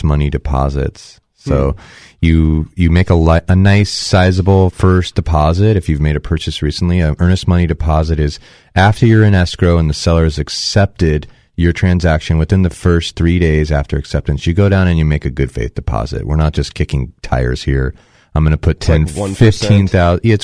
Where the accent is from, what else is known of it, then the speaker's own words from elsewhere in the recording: Bay Area, California, United States; moved away; I grew up in the Bay Area